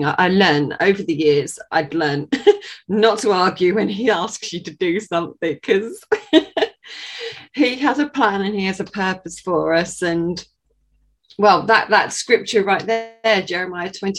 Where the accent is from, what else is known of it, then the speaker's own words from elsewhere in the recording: Sussex, South East England, United Kingdom; I am from Sussex in England.